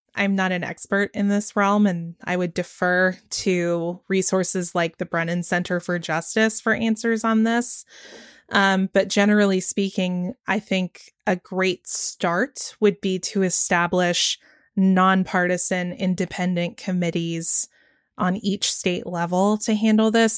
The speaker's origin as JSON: {"language": "English", "region": "Georgia", "country": "United States", "tie": "born or raised there", "said": "right here in my home state of Georgia"}